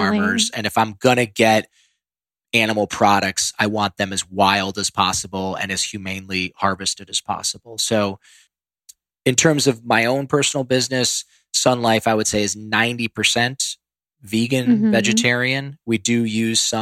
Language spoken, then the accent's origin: English; Ohio, United States; moved away; I grew up in Ohio where corn and soybeans are grown.